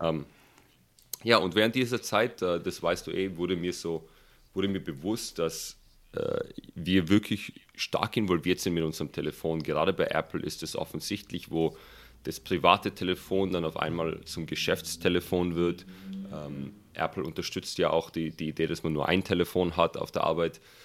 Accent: Germany; moved away as an adult; now in Silicon Valley, United States; bei uns in Deutschland

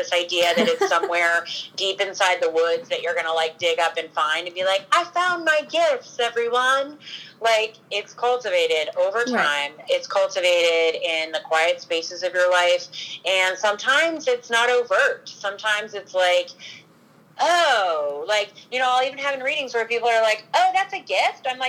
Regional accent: Northern Virginia, United States; I grew up in Northern Virginia

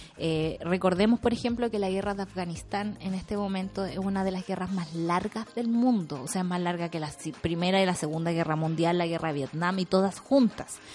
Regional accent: Chile; como pueblo chileno

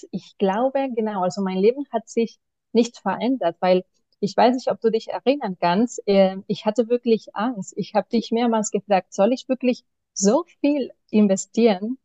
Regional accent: Barcelona, Catalonia, Spain; German is a second language; moved away as an adult; now in Berlin, Germany; Ich komme aber ursprünglich aus Barcelona

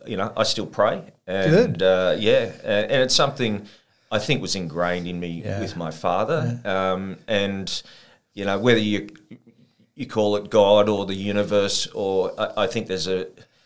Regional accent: Kempsey, New South Wales, Australia; also born or lived in Sydney; now in Port Macquarie, Australia; Born and bred in Kempsey. I was the youngest of five kids.

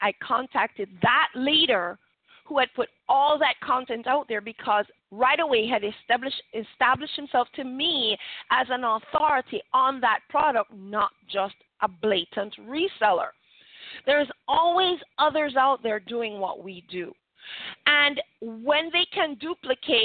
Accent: Jamaica; we're Jamaican

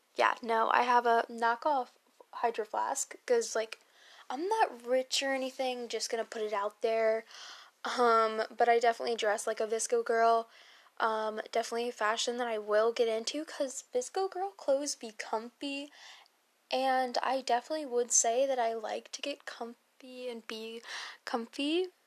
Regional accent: Maryland, United States; I am born and raised in Maryland.

